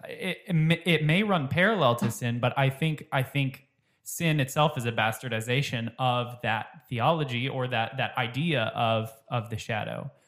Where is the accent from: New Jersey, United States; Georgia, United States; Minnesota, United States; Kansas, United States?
Minnesota, United States; I grew up in Minnesota